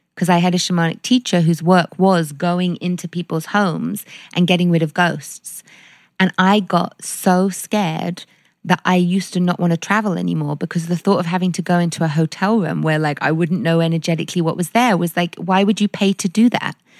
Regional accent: London, United Kingdom; growing up in London

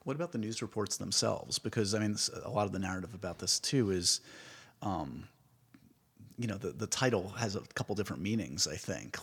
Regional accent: New York, United States; I'm a New Yorker

